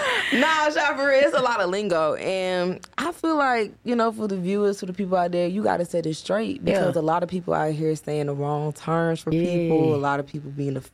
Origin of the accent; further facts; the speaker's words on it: Birmingham, Alabama, United States; Hey, if you from Birmingham, you know we from across them tracks, baby. 17th Ave